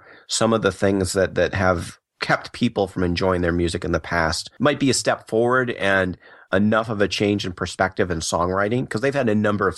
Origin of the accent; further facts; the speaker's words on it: United States; I'm in America, so my perspective is largely as an American